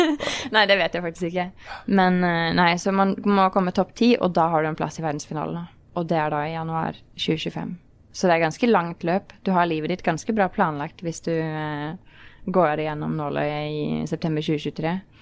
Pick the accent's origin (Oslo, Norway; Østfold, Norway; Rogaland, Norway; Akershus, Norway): Oslo, Norway; jeg kommer fra Oslo, fra Ekeberg. Ja. Eh, vokste opp i en eh, veldig vanlig familie